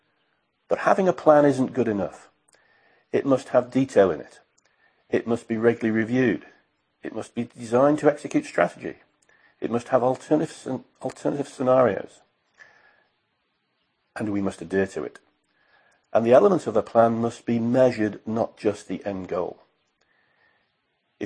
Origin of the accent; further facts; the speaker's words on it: United Kingdom; As a British guy